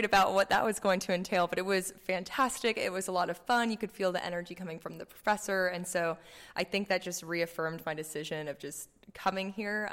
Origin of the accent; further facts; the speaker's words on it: Dallas, Texas, United States; I'm from Dallas, Texas